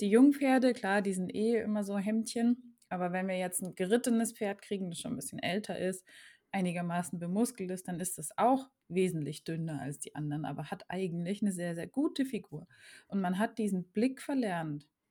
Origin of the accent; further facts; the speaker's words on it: Germany; ich bin aufgewachsen im Grenzgebiet zu Frankreich